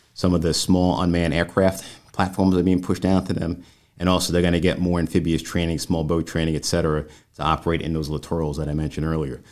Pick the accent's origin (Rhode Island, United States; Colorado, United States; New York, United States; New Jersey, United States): New York, United States; moved away as an adult; in New York, my home state.